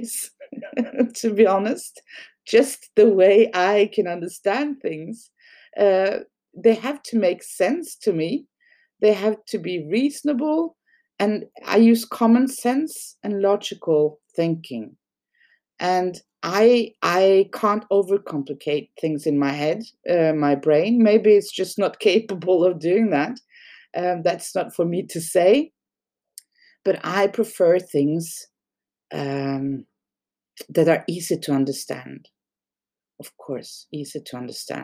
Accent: Norway; English is a second language; in Norway, we don't have a good word for, we actually call it dog owner in Norwegian

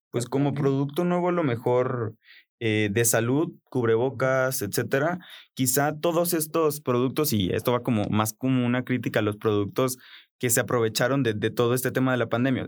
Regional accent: Colombia; moved away; en Colombia, de donde yo vengo

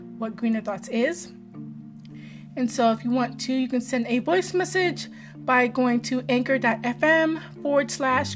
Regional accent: Maryland, United States; my home state.

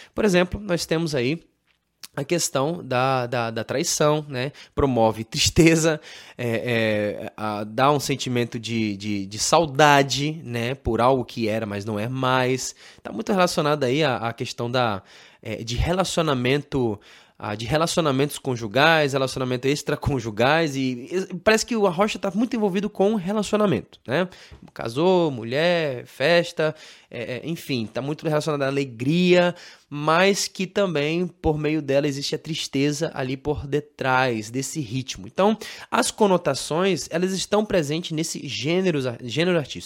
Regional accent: Brazil; nós que somos brasileiros

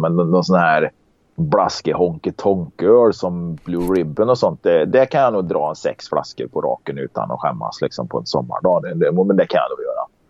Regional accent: Karlstad, Värmland, Sweden; accent: Värmland dialect; moved away; also born or lived in Gothenburg; jag är ju från Karlstad

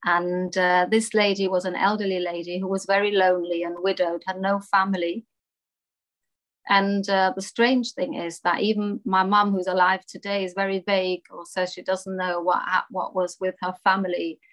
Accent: Munich, Bavaria, Germany; also born or lived in France; I was actually born in France, but I grew up in Munich, Bavaria, and Germany

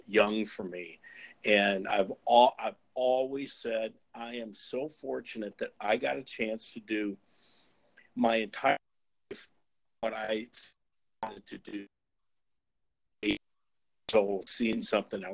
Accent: Fort Dodge, Iowa, United States; my hometown in Fort Dodge, Iowa

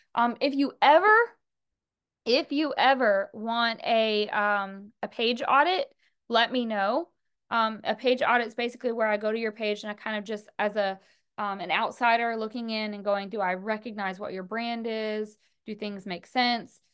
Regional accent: the South, United States; I'm from the South

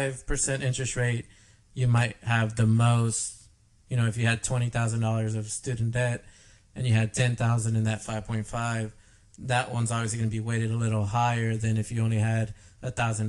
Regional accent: the South, United States; we're from the South

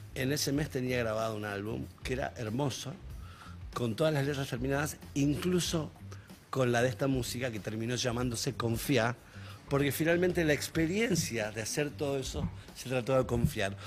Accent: Rosario, Santa Fe, Argentina; soy rosarino

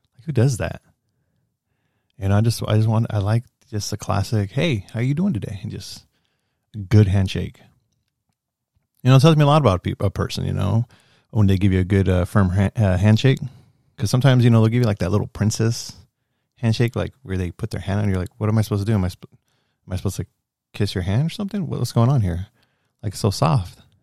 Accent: United States; I'm, I'm an American. I'm a Mexican-American, first gen Mexican-American

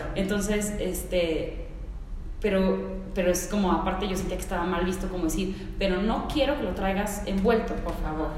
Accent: Mexico City, Mexico; born or raised there; also born or lived in Mérida, Mexico / United States

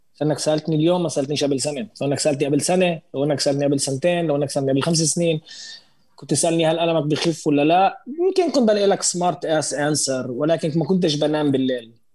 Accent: Israel; احنا عايشين هون احنا اقليه فلسطينيه عايشين بالداخل الشغلات عندنا جدا محدوده معنا معنا باسبورت اسرائيلي

